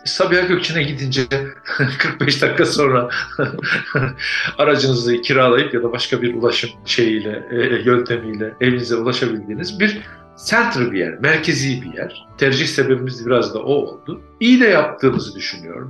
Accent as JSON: {"language": "Turkish", "town": "Avanos", "region": "Nevşehir", "country": "Turkey", "tie": "born or raised there", "also_born_or_lived": "Ankara / Urla", "moved": "as an adult", "lives_now": "Istanbul, Turkey", "said": "Efendim ben Avanosluyum. Avanos Kapadokya'da bir küçük kasaba. 59 doğumluyum."}